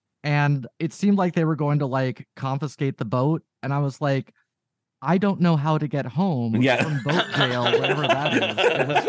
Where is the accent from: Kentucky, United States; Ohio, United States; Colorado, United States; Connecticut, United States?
Ohio, United States; Dayton; moved away as an adult; now in Bay Area, United States; I grew up in Ohio, moved out to the Bay Area in 2009